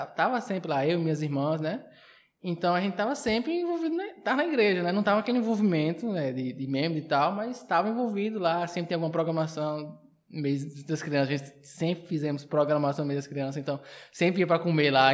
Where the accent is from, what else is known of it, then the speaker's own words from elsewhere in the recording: Uibaí, Bahia, Brazil; also born or lived in Xique-Xique, Bahia; now in Barreiras, Brazil; eu nasci em Chique Chique, mas com uns dois anos de idade que eu fui para para Hidrolândia